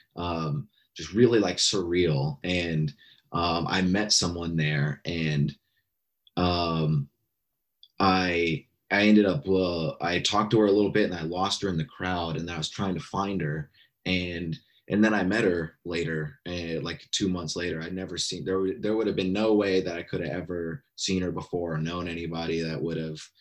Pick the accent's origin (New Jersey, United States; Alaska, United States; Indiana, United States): Alaska, United States; now in Bay Area, United States; I grew up in Alaska. I'm here in California now in the Bay Area